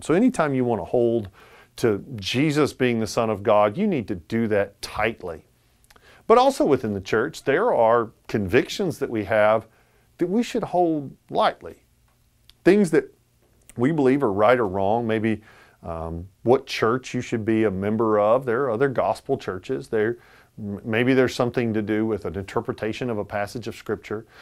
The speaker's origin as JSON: {"language": "English", "country": "United States", "said": "as an American"}